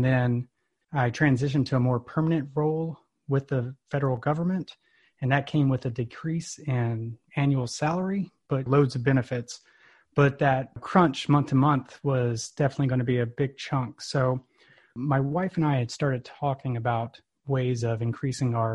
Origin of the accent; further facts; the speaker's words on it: Texas, United States; now in Alabama, United States; I'm from Texas originally